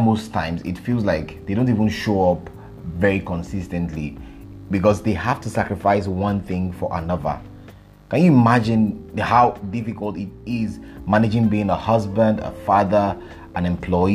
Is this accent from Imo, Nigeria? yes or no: no; Abuja, Federal Capital Territory, Nigeria; I grew up in Abuja. Abuja is the capital of Nigeria.